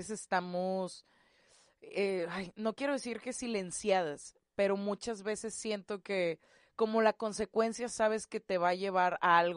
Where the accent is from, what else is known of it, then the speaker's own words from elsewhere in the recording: Monterrey, Nuevo León, Mexico; los que somos de Monterrey